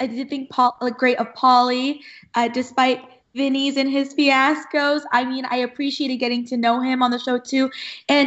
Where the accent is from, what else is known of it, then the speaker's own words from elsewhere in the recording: Irvine, California, United States; I grew up in like the Tustin, Irvine area, went to school here, went to college in Cal State Fullerton, which is also in Orange County